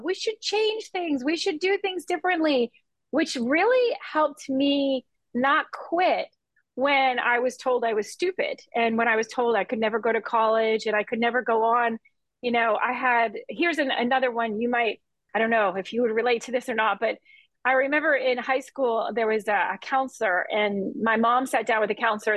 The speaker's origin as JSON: {"language": "English", "town": "Key West", "region": "Florida", "country": "United States", "tie": "born or raised there", "said": "I grew up in Key West and in the islands"}